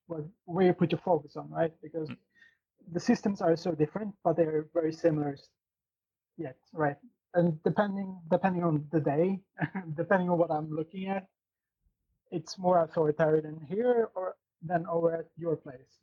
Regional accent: Sweden; now in Norway; in my home country in Sweden, which is like 3 hours from where I'm sitting right now.

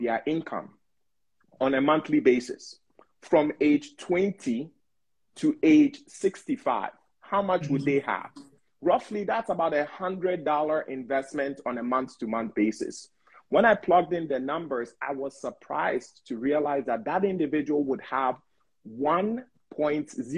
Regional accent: Ghana; also born or lived in Bronx, New York, United States; now in United States; as an immigrant, being born and raised in Ghana, coming to the U.S., like starting off in Bronx, New York

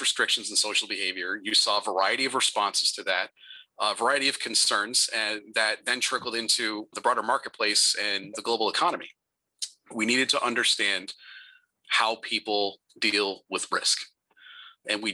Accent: Northern Virginia, United States; I grew up in Northern Virginia

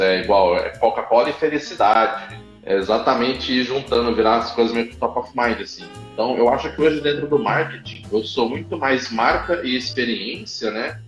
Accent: São Paulo, Brazil; moved away as an adult; Tô de São Paulo, voltei pra minha terra depois de muito tempo

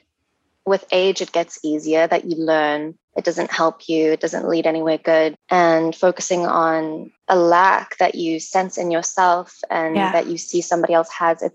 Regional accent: South Africa; now in Vancouver, Canada; I live in Vancouver. I'm South African.

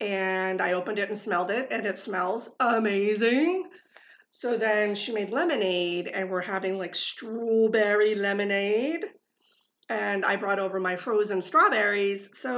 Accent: California, United States; moved away; because I grew up in California.

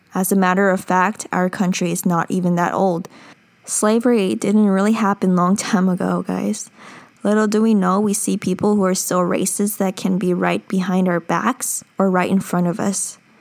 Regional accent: United States; I'm a Korean American. I'm an American citizen.

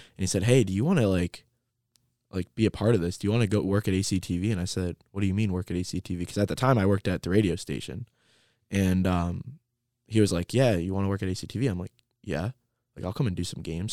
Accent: Trenton, Michigan, United States; also born or lived in Lincoln Park, Michigan; I started growing up in Lincoln Park, Michigan, and then I ended up moving to Trenton, and I, I went to Trenton Public Schools

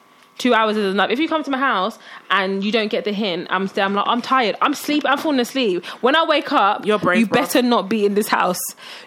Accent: Nigeria; so even as an Nigerian, you know, that's not even an excuse.

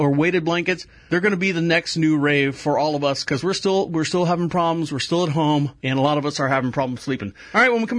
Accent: Florida, United States; I'm from Florida

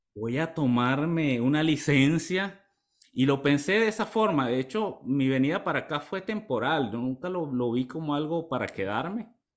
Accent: Maturín, Monagas, Venezuela; moved away as an adult; also born or lived in Ciudad Bolívar, Venezuela; now in United States; yo vengo de un pueblo en el oriente del país, de Maturín. Soy de Maturín, Estado Monaga.

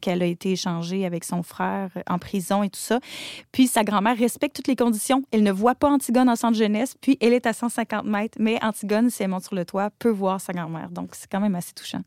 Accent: Quebec, Canada; en tant que québécoise

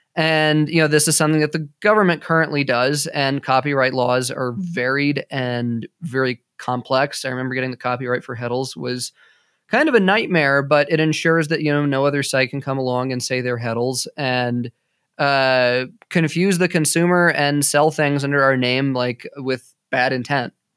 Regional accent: United States; I'm an American

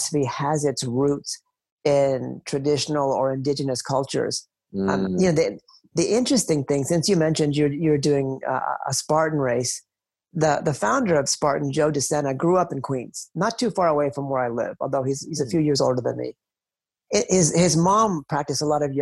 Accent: India; my own country, India

